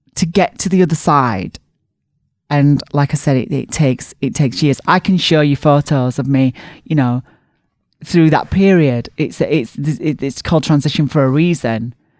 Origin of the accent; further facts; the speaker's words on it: Barnsley, Yorkshire and the Humber, United Kingdom; bigged up my hometown